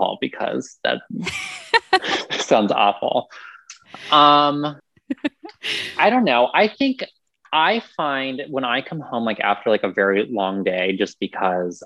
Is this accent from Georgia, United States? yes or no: no; Newark, Ohio, United States; now in Columbus, United States; I grew up in Newark, kind of like on the line